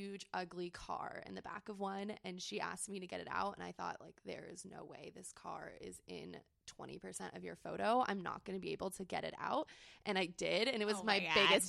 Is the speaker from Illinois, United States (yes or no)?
no; San Diego, California, United States; I grew up in San Diego, born and raised